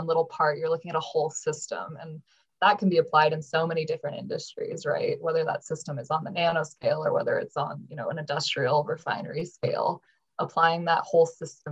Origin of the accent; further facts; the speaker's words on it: Montana, United States; I grew up in Montana